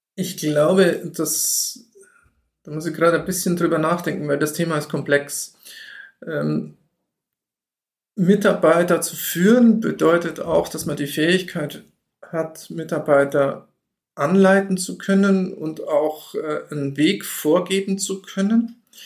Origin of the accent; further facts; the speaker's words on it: Allgäu, Bavaria, Germany; bei uns im Allgäu